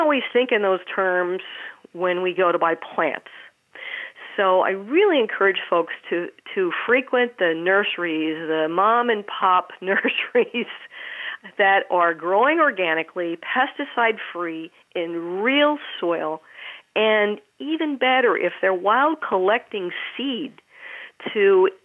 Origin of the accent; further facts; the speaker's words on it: Maryland, United States; as a child, I grew up in Maryland